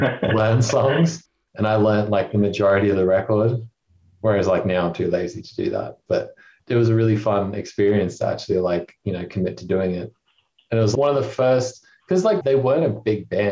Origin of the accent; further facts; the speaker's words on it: Cairns, Queensland, Australia; I'm originally from Cairns, so we had like a very tight-knit heavy music community